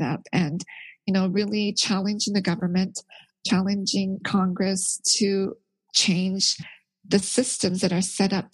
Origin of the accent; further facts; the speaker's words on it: Canada; moved away as an adult; also born or lived in Korea; now in United States; I was born in Korea, but I grew up in Canada. And then now I'm living in the States